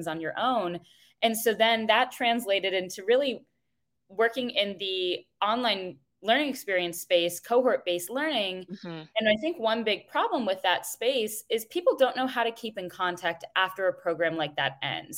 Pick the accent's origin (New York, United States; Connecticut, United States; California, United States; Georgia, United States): Connecticut, United States; I grew up in Connecticut